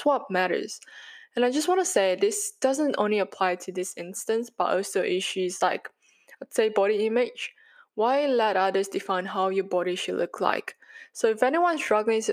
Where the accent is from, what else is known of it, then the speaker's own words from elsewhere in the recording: Malaysia; now in Sydney, Australia; I'm a Malaysian Chinese